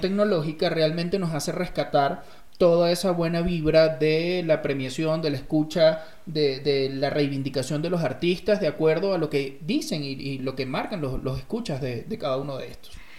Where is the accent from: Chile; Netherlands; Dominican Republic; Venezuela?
Venezuela; now in Mexico; yo soy de, Venezuela, de, uno, de un estado bastante